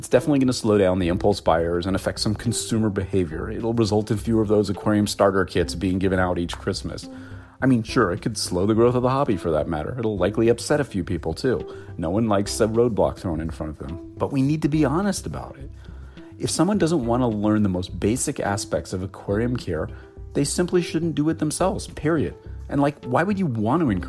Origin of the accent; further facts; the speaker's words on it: Los Angeles, California, United States; Los Angeles, my hometown